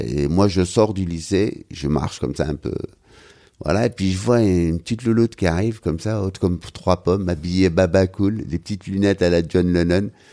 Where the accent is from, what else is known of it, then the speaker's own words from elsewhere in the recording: Algiers, Algeria; moved away as an adult; now in Paris, France; on a grandi tous les deux en, Algérie, et puis on a quitté l'Algérie à peu près au même moment